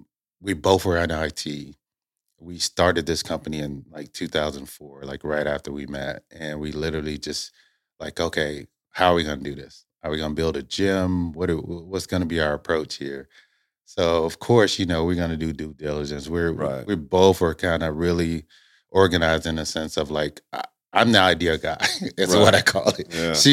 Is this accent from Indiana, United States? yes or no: yes; Indiana, United States; Originally, I'm from Indiana.